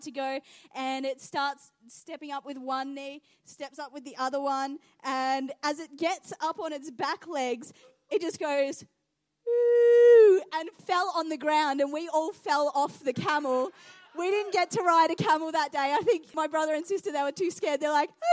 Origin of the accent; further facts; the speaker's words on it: Geelong, Victoria, Australia; also born or lived in New Zealand / Iran (ancestry); now in Adelaide, Australia; I grew up in Geelong, and so we'd go to the Melbourne show quite regularly